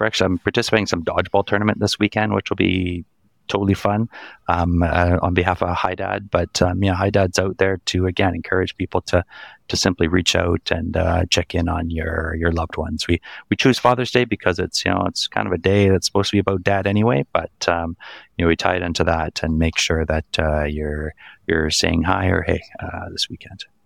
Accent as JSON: {"language": "English", "country": "Canada", "tie": "born or raised there", "said": "I, I grew up in Canada my entire life."}